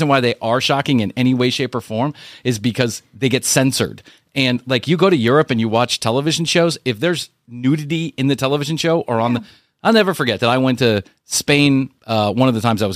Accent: Atlanta, Georgia, United States; it's my hometown

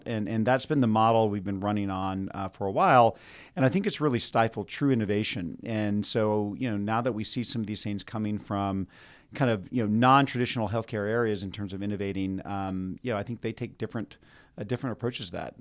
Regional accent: Austin, Texas, United States; I'm from Austin

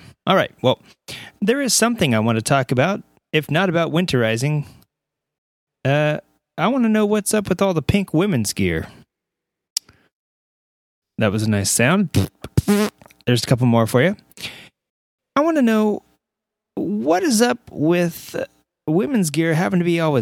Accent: Southern California, United States; I'm from Southern California

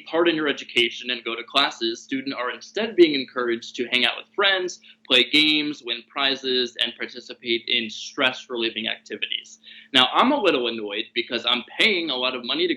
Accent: Philadelphia, Pennsylvania, United States; also born or lived in Pittsburgh; I'm from Philly

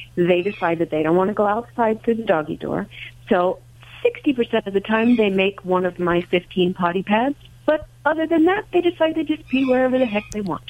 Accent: New Jersey, United States; I'm from Jersey also.

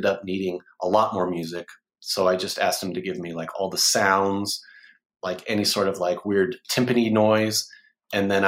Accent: Oklahoma City, Oklahoma, United States; I'm from Oklahoma City

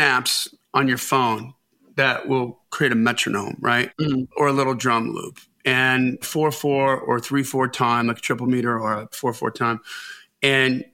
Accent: Wisconsin, United States; I'm from Wisconsin

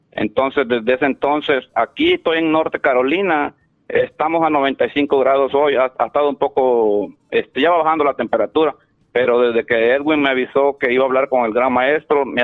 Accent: Honduras; moved away; Yo soy de Honduras, vos.

